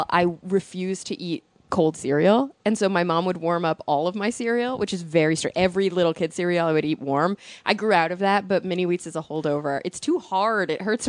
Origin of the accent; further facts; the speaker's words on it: Texas, United States; because I'm a Texan.